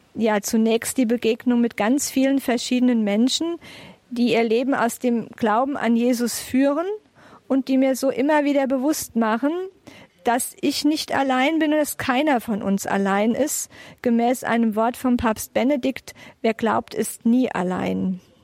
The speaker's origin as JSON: {"language": "German", "town": "Bingen am Rhein", "region": "Rhineland-Palatinate", "country": "Germany", "tie": "born or raised there", "moved": "yes", "said": "Ich bin in Bingen geboren und lebe seit 2010 quasi wieder zu Hause"}